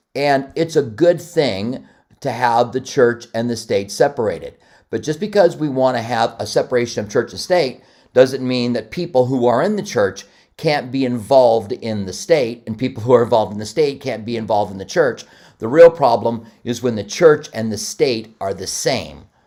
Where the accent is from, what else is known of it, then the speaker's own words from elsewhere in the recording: Iowa, United States; also born or lived in Albuquerque; now in Tucson, United States; I was born in Iowa